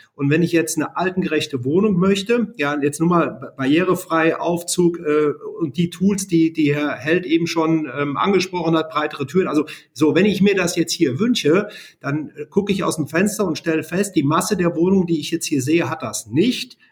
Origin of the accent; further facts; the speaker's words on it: Siegen, North Rhine-Westphalia, Germany; ich komme gebürtig aus Siegen